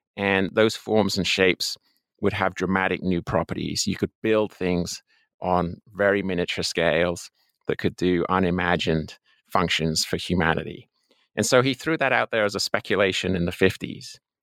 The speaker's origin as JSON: {"language": "English", "region": "England", "country": "United Kingdom", "tie": "born or raised there", "also_born_or_lived": "Colorado, United States", "moved": "as an adult", "said": "I'm an Englishman by birth. Uh, I spent the first twenty-one years of my life there"}